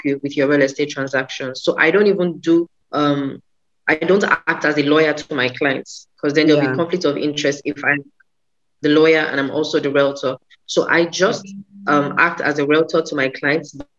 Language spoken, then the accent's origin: English; Nigeria; I am a Nigerian. I live in Lagos, Nigeria